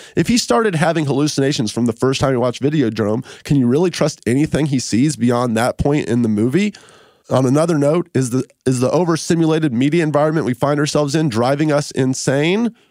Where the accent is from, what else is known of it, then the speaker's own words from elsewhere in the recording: Memphis, Tennessee, United States; now in Los Angeles, United States; I'm from Memphis, but then I moved out here to L